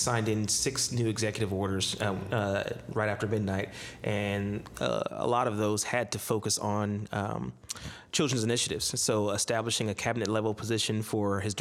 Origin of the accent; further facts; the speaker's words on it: Ohio, United States; my home state of Ohio